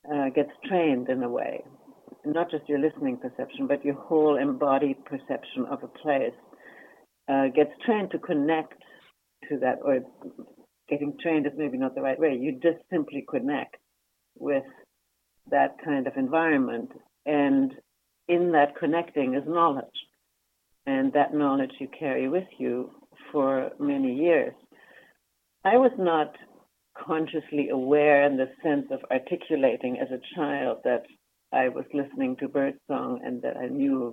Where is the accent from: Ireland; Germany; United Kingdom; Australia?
Germany; moved away as an adult; now in Vancouver, Canada; I grew up in Germany, and I immigrated in to Canada. Essentially, I've been in Vancouver since that time. In 1968, I was 22 at that time